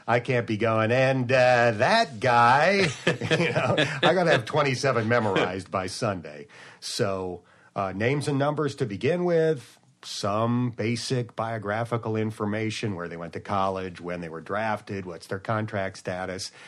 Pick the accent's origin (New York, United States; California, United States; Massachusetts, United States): New York, United States; near Buffalo; moved away; I grew up near Buffalo